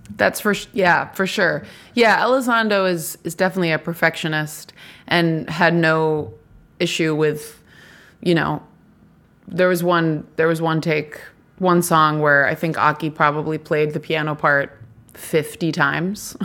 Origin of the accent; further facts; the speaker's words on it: Nashville, Tennessee, United States; I'm from Nashville